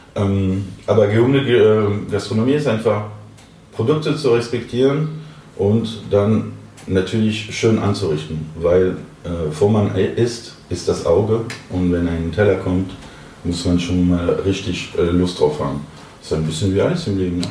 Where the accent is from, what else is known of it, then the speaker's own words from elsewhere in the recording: Paris, Île-de-France, France; German is a second language; moved away as an adult; now in Berlin, Germany; Ich komme ursprünglich aus Paris, ein absoluter Pariser